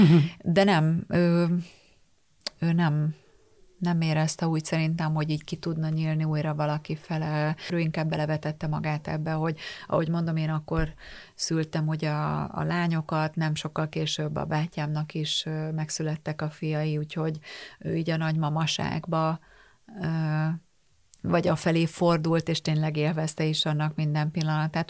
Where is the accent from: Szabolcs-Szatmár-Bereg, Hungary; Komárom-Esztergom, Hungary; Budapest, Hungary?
Komárom-Esztergom, Hungary; Tata; én Tatán nőttem föl